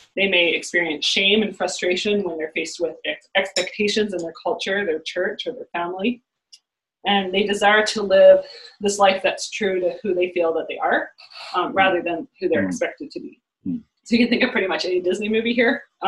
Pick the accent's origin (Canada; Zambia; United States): Canada; I'm Canadian